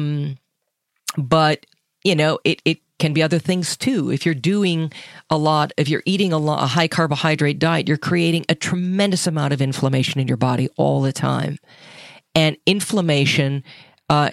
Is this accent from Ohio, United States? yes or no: no; Minnesota, United States; I'm from Minnesota